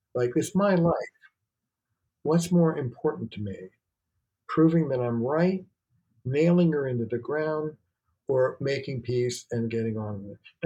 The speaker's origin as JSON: {"language": "English", "region": "New York", "country": "United States", "moved": "as an adult", "lives_now": "Boston, United States", "said": "I'm a New Yorker"}